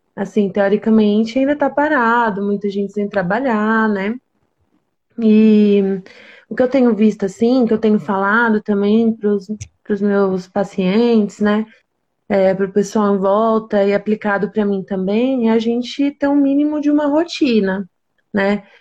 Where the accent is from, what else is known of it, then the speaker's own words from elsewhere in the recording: interior of São Paulo, Brazil; eu sou daqui do interior de São Paulo.